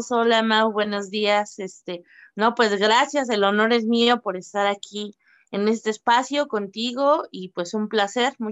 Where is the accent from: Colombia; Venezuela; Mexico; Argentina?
Mexico